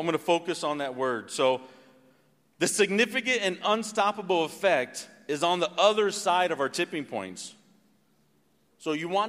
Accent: Missouri, United States; born there; I've never lived anywhere longer than 8 years or so. I was born in Missouri. It's the middle of the country.

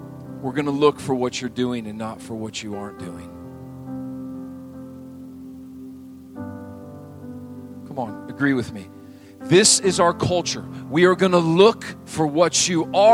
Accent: Montana, United States; moved away; I grew up in Montana

